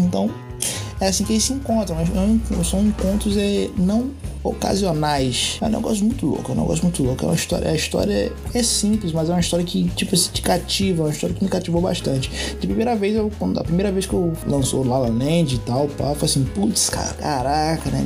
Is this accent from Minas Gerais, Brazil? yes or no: no; Rio de Janeiro, Brazil; Puxando X aqui, puxando S, porque eu sou carioca